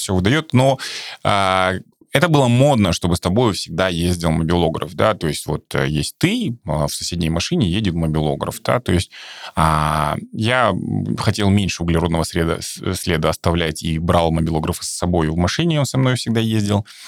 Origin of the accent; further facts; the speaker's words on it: Kazakhstan; наш казахстанский русский